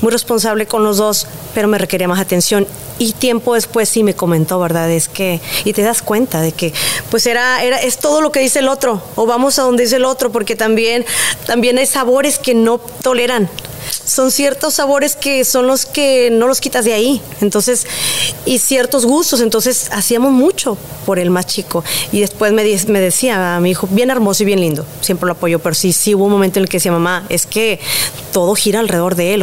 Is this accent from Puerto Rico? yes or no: no; Monterrey, Nuevo León, Mexico; como buena regia